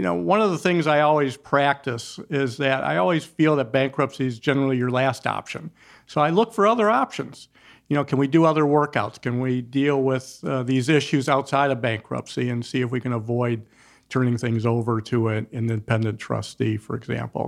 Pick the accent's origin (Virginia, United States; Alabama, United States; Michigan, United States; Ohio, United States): Michigan, United States; Detroit; I'm a Detroiter. I've been grow, I grew up there